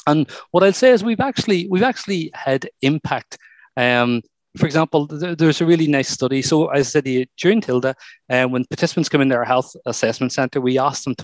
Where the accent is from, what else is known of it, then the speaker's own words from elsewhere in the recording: Ireland; some of the work that I've done before with growing up in Ireland